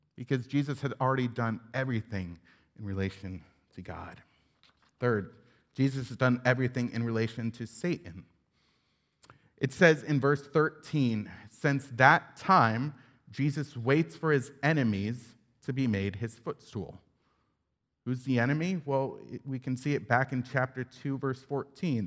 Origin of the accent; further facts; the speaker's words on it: upstate New York, United States; I grew up in Independent Baptist Church in upstate New York